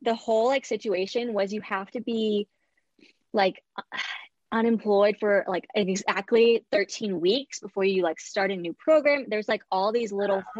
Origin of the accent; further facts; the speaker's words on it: Bay Area, California, United States; I was born and raised in the Bay Area in California.